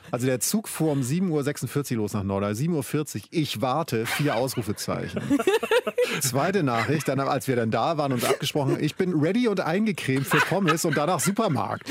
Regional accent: Schleswig-Holstein, Germany; ich komme aus Schleswig-Holstein. Nordsee ist auch mein Zuhause

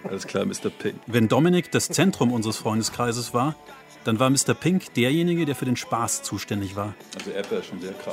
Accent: a village in southern Germany, Germany; moved away; also born or lived in Berlin; Ein Haufen junger Männer auf einem Dorf in Süddeutschland

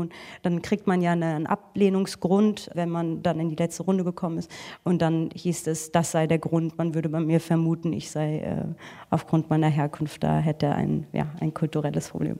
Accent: Frankfurt, Hesse, Germany; ich komme eigentlich aus Frankfurt

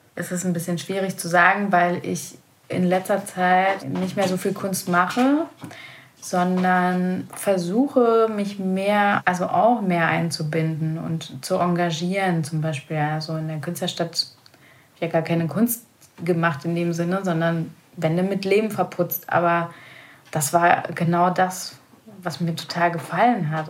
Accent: western Germany, Germany; moved away as an adult; also born or lived in former Soviet Union; now in Kalbe, Germany; ich bin ja halt im Westen von Deutschland aufgewachsen

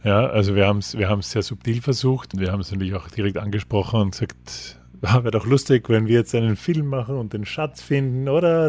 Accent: Austria; für uns als, als Österreicher

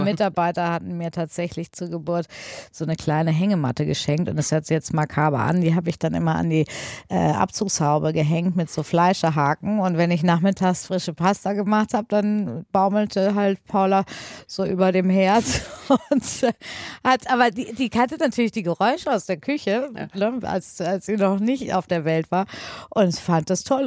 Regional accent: Paderborn, North Rhine-Westphalia, Germany; bin in äh, Paderborn auf dem äh, damals Michaelskloster zur Schule gegangen

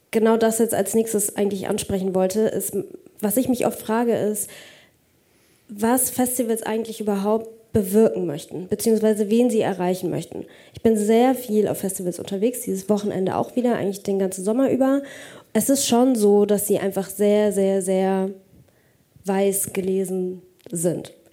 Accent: Pforzheim, Baden-Württemberg, Germany; wenn ich nach Hause gehe, zu, zurück in meine Heimat, nach Pforzheim

